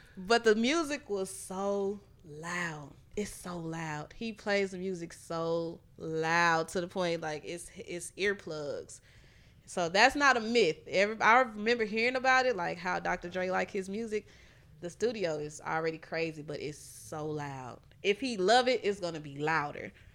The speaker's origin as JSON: {"language": "English", "town": "Houston", "region": "Texas", "country": "United States", "said": "I'm from Houston"}